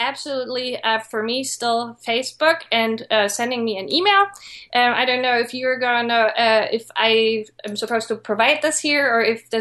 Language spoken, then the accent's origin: English; Germany; moved away; I came from Germany and I didn't know anyone.